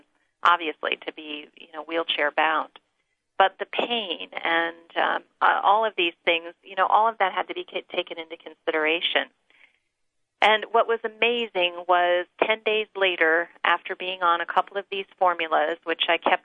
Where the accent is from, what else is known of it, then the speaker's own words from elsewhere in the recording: Northeast, United States; now in Northern California, United States; growing up in the Northeast.